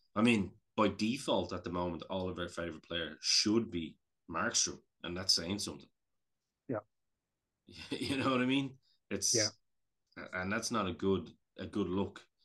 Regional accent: Ireland; I'm Irish

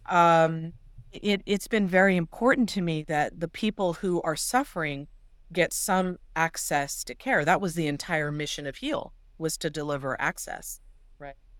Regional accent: Los Angeles, California, United States; I'm from the San Fernando Valley in Los Angeles, which is enormous.

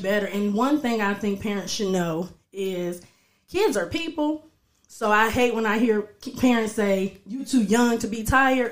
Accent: Dayton, Ohio, United States; I'm actually right from here, Dayton, Ohio. Um, yeah, I'm from here. I grew up here

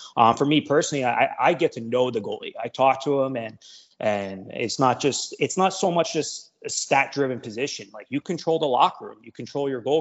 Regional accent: Bridgewater, New Jersey, United States; I'm a Jersey guy through and through. I grew up in Bridgewater

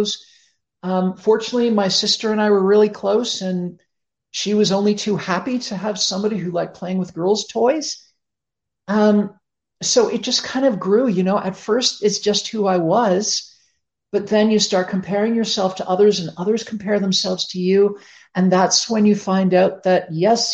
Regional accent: Toronto, Ontario, Canada; I grew up in Toronto, Canada

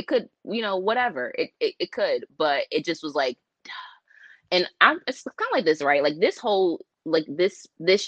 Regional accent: East Coast, United States; I'm from the East Coast

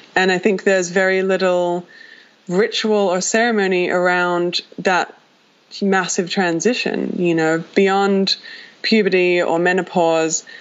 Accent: Australia; moved away as an adult; now in Los Angeles, United States; I left my home country of Australia. My parents live 23 hours away, flight

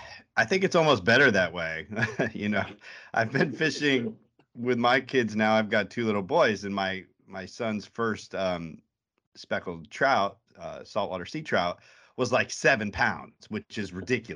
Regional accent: Connecticut, United States; I grew up in Connecticut

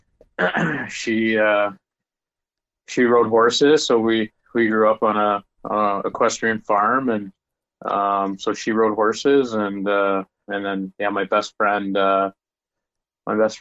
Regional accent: Edmonton, Alberta, Canada; moved away as an adult; also born or lived in Huntsville / Knoxville; now in Fort Wayne, United States; I'm from born in Edmonton, Alberta, raised there, and played my minor hockey

